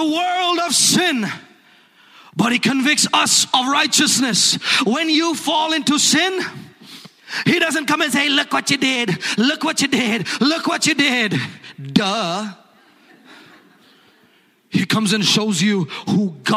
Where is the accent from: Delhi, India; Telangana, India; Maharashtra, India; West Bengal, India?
Telangana, India; Hyderabad; We grew up together in Hyderabad, India.